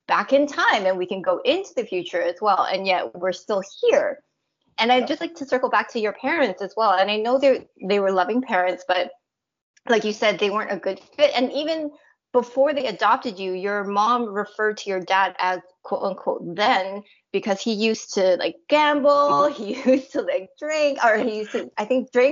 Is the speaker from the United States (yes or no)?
no; Canada; I'm Canadian born Chinese